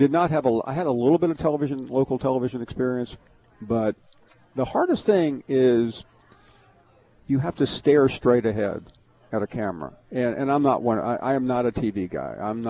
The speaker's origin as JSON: {"language": "English", "town": "Memphis", "region": "Tennessee", "country": "United States", "tie": "born or raised there", "moved": "yes", "said": "I grew up in Memphis, and I'm not just saying this because I'm in Arkansas"}